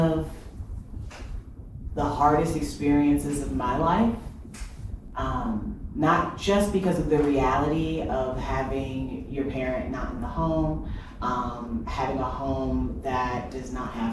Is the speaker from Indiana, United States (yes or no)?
yes; Fort Wayne, Indiana, United States; I grew up in Fort Wayne, Indiana